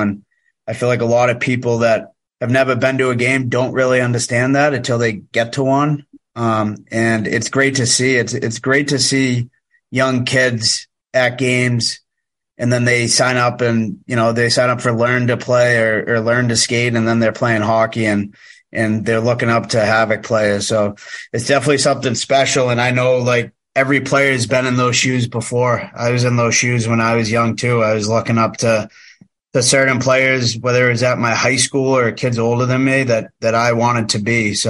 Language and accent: English; New England, United States; So I grew up watching the NFL, and obviously I'm from New England, so I'm a New England Patriots fan.